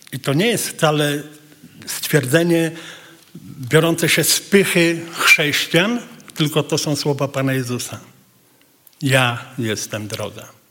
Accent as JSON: {"language": "Polish", "country": "Poland", "said": "jesteśmy z Polski"}